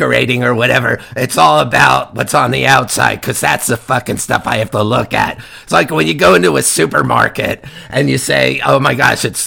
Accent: Kearny, New Jersey, United States; I'm from Kearney, New Jersey

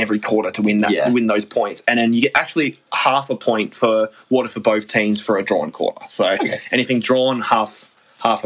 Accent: Perth, Western Australia, Australia; we're from Perth, so we're both Wildcats fans

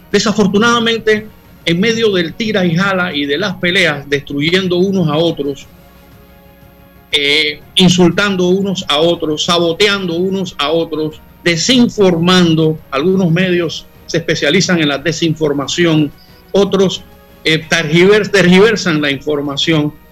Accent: Panama; garantizando que en nuestro país haya oportunidades para todos los que somos panameños y los que han decidido convivir con nosotros

